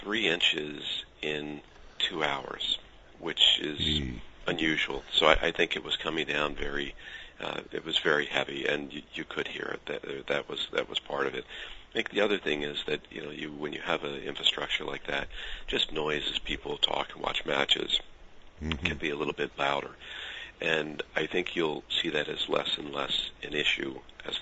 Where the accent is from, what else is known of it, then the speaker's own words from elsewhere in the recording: United States; being an American